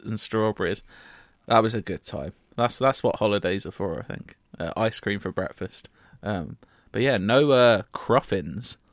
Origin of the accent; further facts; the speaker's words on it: United Kingdom; I'm British